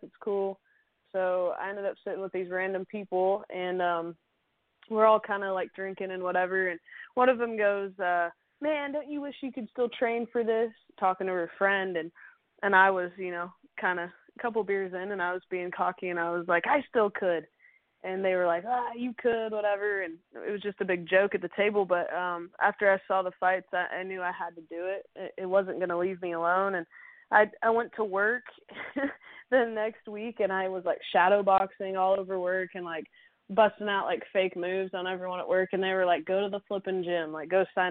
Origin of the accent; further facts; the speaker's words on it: Dallas, Oregon, United States; moved away; back in my hometown of Oregon, Dallas, Oregon